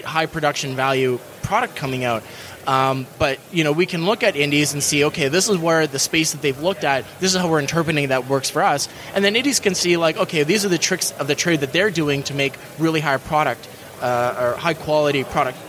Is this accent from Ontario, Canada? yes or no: yes; Thunder Bay, Ontario, Canada; moved away as an adult; now in Copenhagen, Denmark; I'm from Thunder Bay, Ontario. It's in Canada